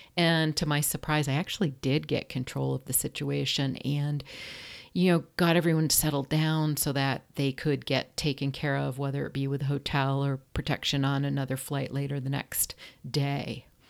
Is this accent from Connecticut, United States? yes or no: yes; Ridgefield, Connecticut, United States; moved away as an adult; also born or lived in Vermont; now in Orange County, California, United States; I grew up in Richfield, Connecticut, which is a small, beautiful New England town.